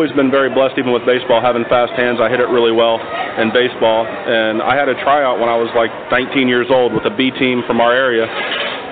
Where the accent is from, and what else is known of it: Delaware, Ohio, United States; born or raised there